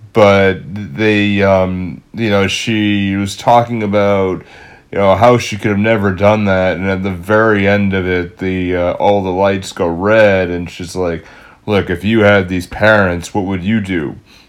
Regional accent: Fall River, Massachusetts, United States; we're from the Fall River, Mass area

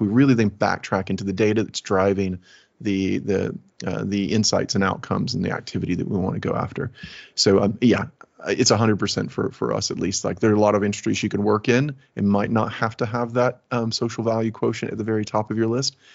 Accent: Alabama, United States; moved away as an adult; now in United Kingdom; My pa- my family is from Alabama. My father was a Southern Baptist preacher. I lived in a trailer

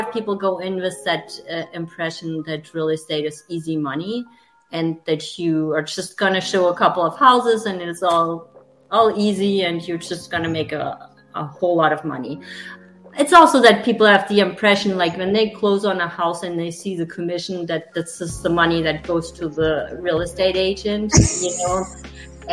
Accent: Germany; English is a second language; moved away as an adult; also born or lived in Texas, United States; now in Greenville, United States; I'm sure you hear my accent. So I'm German

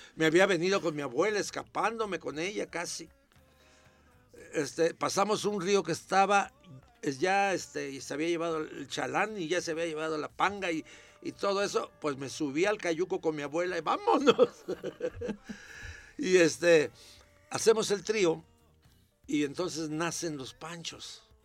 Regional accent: Puebla, Mexico; also born or lived in Coatzacoalcos, Veracruz; a los ocho años vivía, yo vivía en Puebla, porque nací en Puerto México, Veracruz

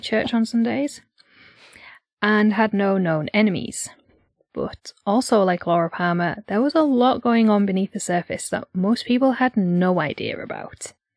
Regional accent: Yorkshire and the Humber, United Kingdom; accent: northeastern; But I'm from North Yorkshire, not East Yorkshire

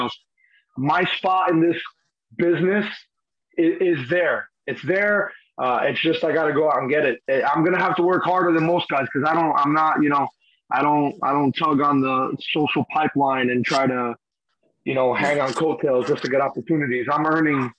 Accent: Union City, New Jersey, United States; I'm from the street. I'm from Union City, New Jersey. I learned to play on a freaking milk carton on the post in the corner

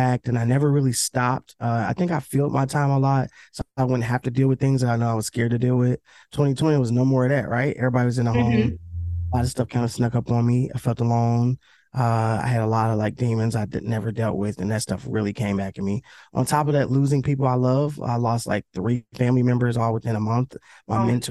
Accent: Cincinnati, Ohio, United States; I'm from Cincinnati. And Cincinnati ain't that big

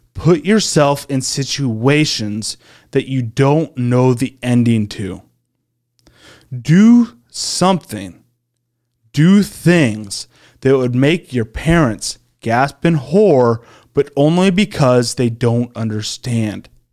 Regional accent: Iowa, United States; growing up in Iowa, driving a tractor for twelve hours a day

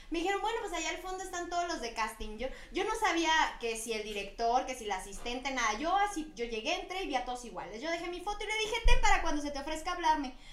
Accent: Chihuahua, Mexico; moved away as an adult; also born or lived in Guadalajara; now in Mexico City, Mexico; No, yo, es que originalmente yo me fui de Chihuahua a Guadalajara primero.

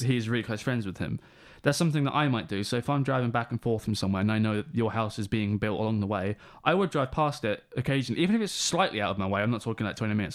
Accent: England, United Kingdom; We're from England. Weather sucks.

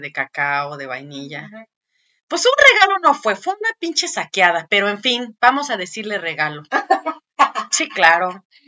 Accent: Michoacán, Mexico; yo vengo de Michoacán

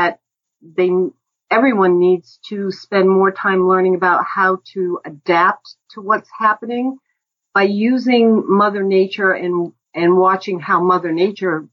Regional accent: Ipswich, Massachusetts, United States; I grew up in Ipswich

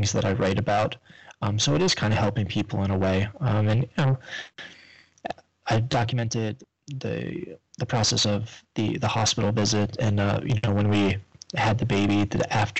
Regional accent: New York, United States; moved away as an adult; now in Florida, United States; I'm from up north. I'm from New York

